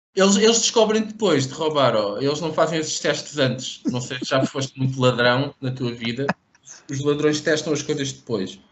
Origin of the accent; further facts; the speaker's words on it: Portugal; eu sou de Portugal.